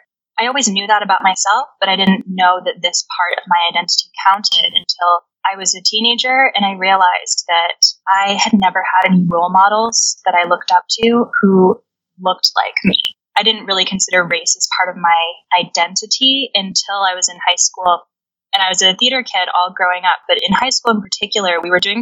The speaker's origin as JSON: {"language": "English", "country": "United States", "moved": "yes", "lives_now": "Scotland", "said": "I'm half Korean, and I'm an American living in Scotland"}